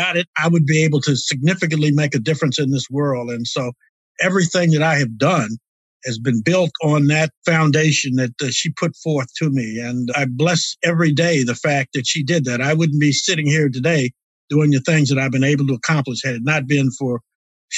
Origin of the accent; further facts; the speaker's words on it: Prince George's County, Maryland, United States; also born or lived in Washington, D.C.; now in Virginia, United States; I was born in the District of Columbia, raised in Prince George's County, Maryland, and live in Virginia now